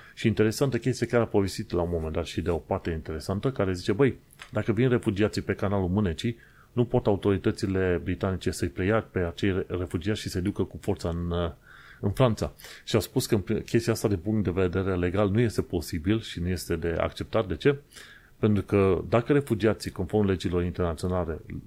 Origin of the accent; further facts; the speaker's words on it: Romania; now in London, United Kingdom; Ca imigranți, ca români imigranți într-o țară străină